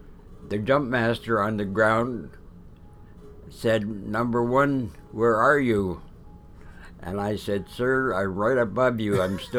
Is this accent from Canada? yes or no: yes; Toronto, Ontario, Canada; moved away as an adult; also born or lived in Peterborough; now in Simcoe, Canada; I came from Toronto.